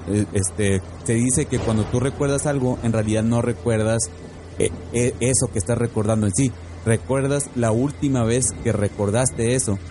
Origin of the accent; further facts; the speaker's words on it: Monterrey, Nuevo León, Mexico; now in Phoenix, United States; yo soy oriundo de Monterrey